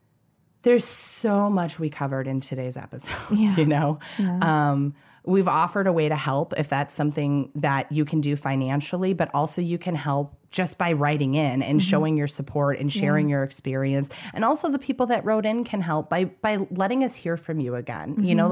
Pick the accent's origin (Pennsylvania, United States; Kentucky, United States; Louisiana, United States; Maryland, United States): Kentucky, United States; I'm from Kentucky.